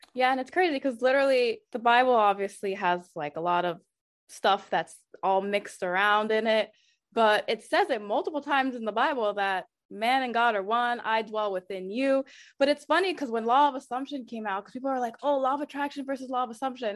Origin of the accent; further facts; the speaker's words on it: United States; my family's from Haiti. Um, even though I grew up here in the States, my parents and my two older siblings were actually born in Haiti